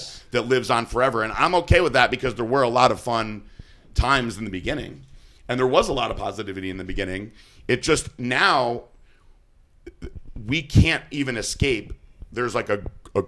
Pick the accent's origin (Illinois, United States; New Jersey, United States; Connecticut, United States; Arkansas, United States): Connecticut, United States; Danbury; I'm from Danbury.